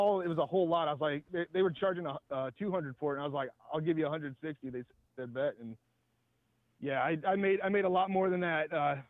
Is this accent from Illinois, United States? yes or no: no; Indiana, United States; Yeah, I grew up in Indiana there, and we had like a store called Montgomery Ward's.